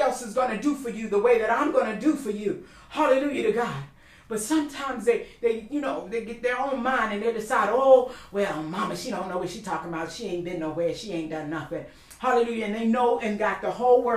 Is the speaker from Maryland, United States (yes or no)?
yes; Baltimore, Maryland, United States; moved away; We grew up somewhat in Baltimore, in the city, praise the Lord, on West North Avenue.